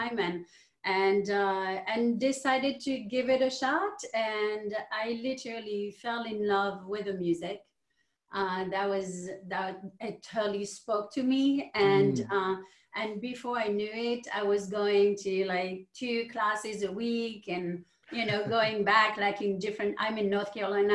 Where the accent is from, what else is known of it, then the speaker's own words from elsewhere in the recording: France; moved away; I'm from France, and both of my parents were entrepreneurs.